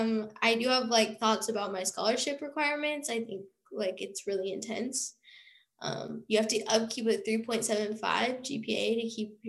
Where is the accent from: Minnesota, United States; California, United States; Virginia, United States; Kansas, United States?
Kansas, United States; Overland Park; moved away as an adult; now in Kansas City, United States; I'm originally from Overland Park, Kansas, which is near like Kansas City.